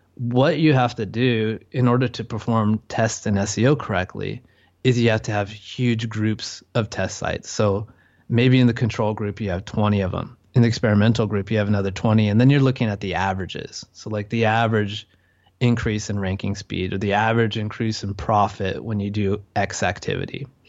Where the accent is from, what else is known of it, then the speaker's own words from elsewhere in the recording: California, United States; moved away as an adult; now in Chiang Mai, Thailand; I'm from California